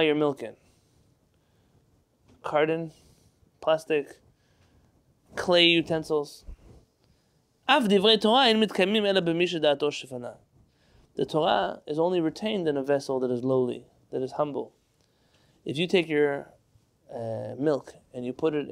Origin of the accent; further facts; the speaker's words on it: United States; I was born here, I'm proud of being born here, I live here